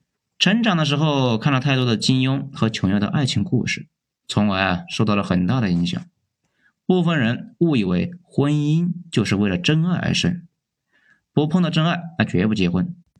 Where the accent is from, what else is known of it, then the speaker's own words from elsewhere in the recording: Hunan, China; 我老家的村子呢，都没有年轻人定居的，都搬出县城了。村子过三十年，估计就要自然死亡。湖南农村家族与族长的概念也基本是土崩瓦解